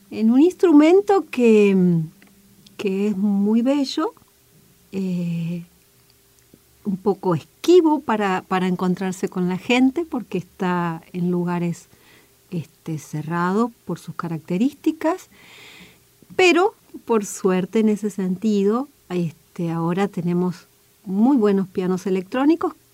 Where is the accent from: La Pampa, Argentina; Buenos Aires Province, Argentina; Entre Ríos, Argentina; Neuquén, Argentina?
Entre Ríos, Argentina; Federal; yo soy de Federal, que está en el centro norte de la provincia de Entre Ríos, es una zona de monte, de monte cerrado, para mí de una enorme belleza, muy, muy, muy agreste